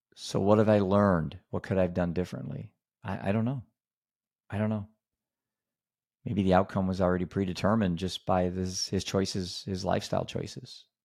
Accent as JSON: {"language": "English", "region": "Iowa", "country": "United States", "said": "I'm a dad from Iowa."}